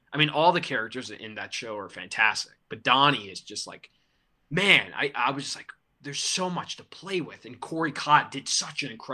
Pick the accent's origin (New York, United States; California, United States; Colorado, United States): New York, United States; now in Austin, United States; I'm from New York, but I'm currently living in Austin, Texas. I'll be moving back to New York at the end of the month